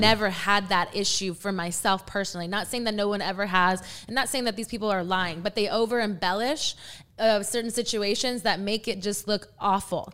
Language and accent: English; San Antonio, Texas, United States; I am from the San Antonio area